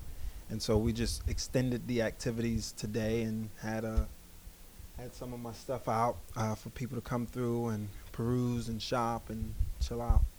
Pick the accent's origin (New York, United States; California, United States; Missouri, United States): New York, United States; New York City; I'm from Bushwick, born and raised.